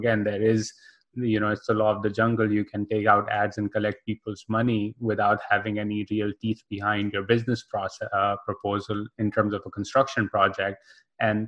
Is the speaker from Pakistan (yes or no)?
yes; Karachi, Sindh, Pakistan; I grew up in Karachi